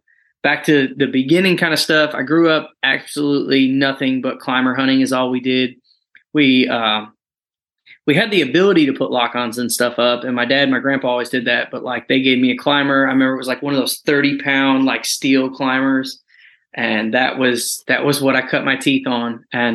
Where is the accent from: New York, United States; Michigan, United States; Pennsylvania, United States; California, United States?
New York, United States; Western; moved away as an adult; now in Fort Campbell, United States; I am from Western New York. We grew up hunting nothing but state land.